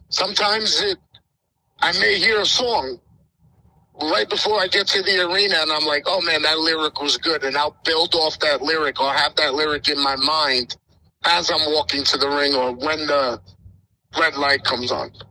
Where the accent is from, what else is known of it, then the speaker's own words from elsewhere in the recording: Yonkers, New York, United States; being a New Yorker, I'm from Yonkers